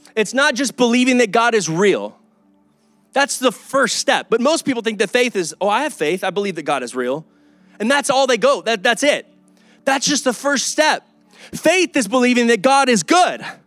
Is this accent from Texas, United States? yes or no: yes; Kyle, Texas, United States; also born or lived in Oklahoma; I'm from Kyle